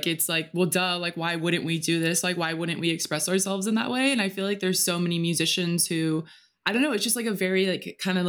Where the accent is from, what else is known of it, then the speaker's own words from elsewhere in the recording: United States; growing up in America